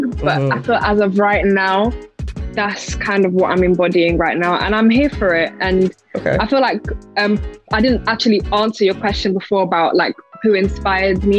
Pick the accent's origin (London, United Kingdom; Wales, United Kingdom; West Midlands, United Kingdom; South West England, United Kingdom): London, United Kingdom; I'm from the UK. I'm from West London